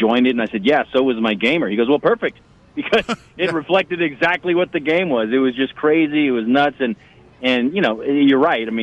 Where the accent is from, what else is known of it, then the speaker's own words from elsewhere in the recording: Barstow, California, United States; as a kid growing up in Barstow